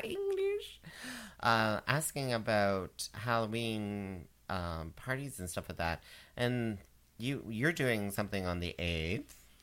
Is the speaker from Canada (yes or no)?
yes; Canada; I'm a Canadian audiencer